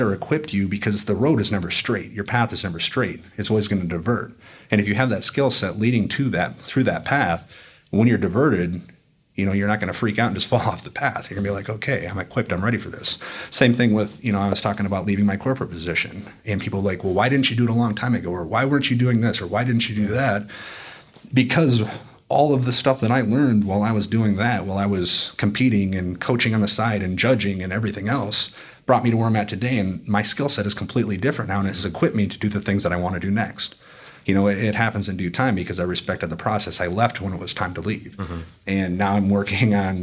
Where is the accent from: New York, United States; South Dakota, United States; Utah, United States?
South Dakota, United States; Sioux Falls; I'm from Sioux Falls, South Dakota, the middle of nowhere